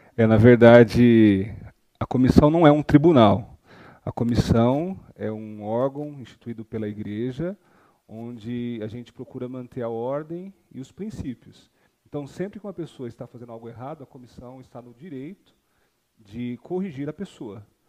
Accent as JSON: {"language": "Portuguese", "region": "Tocantins", "country": "Brazil", "moved": "as an adult", "lives_now": "Cascavel, Brazil", "said": "sou do Tocantins. Sou recém-chegado em Cascavel"}